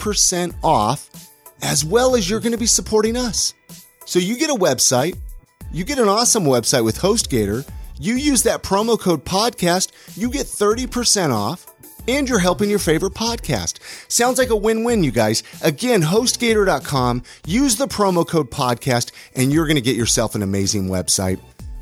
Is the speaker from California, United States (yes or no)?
yes; California, United States; I remember growing up in California, though, and playing on the street.